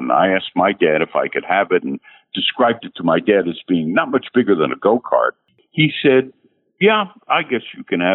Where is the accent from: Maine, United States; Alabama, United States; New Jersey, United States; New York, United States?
New Jersey, United States; also born or lived in Hollywood, California; we grew up in New Jersey